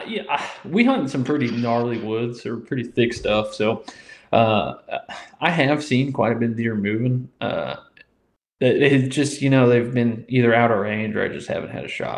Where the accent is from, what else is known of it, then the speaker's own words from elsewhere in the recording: Indiana, United States; moved away as an adult; also born or lived in Peoria, Illinois; now in Louisiana, United States; I was born and raised in Indiana, spent 18 beautiful years there